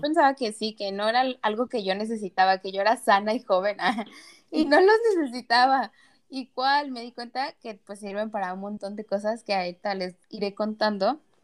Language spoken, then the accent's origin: Spanish; Mexico; now in United States; soy mexicana, muy orgullosa y todo, pero vivo acá en Estados Unidos